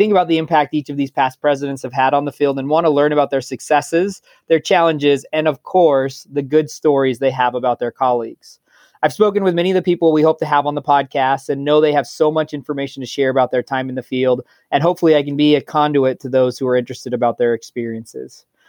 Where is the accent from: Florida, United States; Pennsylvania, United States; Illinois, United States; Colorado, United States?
Colorado, United States; northern; moved away as an adult; also born or lived in Michigan / Ohio; now in Boise, United States; grew up in a small town in northern Colorado where I played a host of sports throughout youth sport and high school.